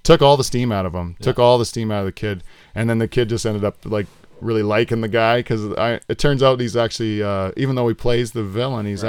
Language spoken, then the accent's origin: English; Delhi, Ontario, Canada; Norfolk County, Delhi.